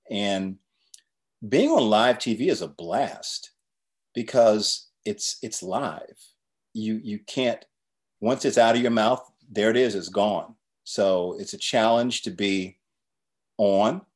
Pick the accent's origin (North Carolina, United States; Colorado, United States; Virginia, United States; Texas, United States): North Carolina, United States; Chapel Hill; I grew up in Chapel Hill, North Carolina